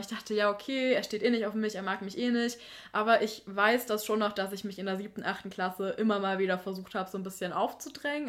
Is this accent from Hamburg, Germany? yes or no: no; Thuringia, Germany; bei uns in Thüringen